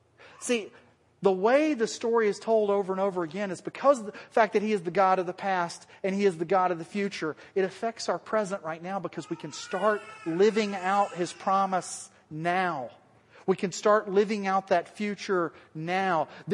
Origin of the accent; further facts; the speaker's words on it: the South, United States; accent: southern; That was my southern accent coming out, sorry.